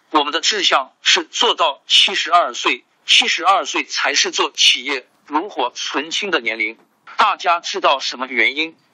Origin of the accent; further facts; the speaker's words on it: Jiangxi, China; Chinese is a second language; 你说我是江西人，说我是老表